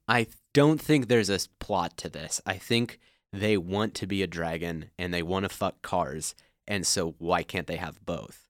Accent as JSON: {"language": "English", "town": "Cincinnati", "region": "Ohio", "country": "United States", "tie": "born or raised there", "moved": "yes", "said": "I grew up in Cincinnati, Ohio, and there's like a lot of space there because nobody wants to be there"}